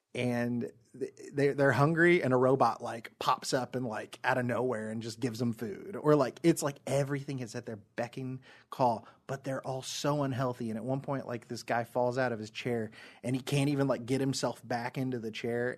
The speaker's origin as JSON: {"language": "English", "country": "United States", "said": "I am from America"}